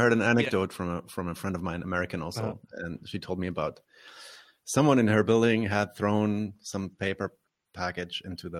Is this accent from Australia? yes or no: no; Berlin, Germany; I'm German born. I'm from Berlin. I'm not really German. My father's Palestinian. My mother's Polish. So I have like a migrant background.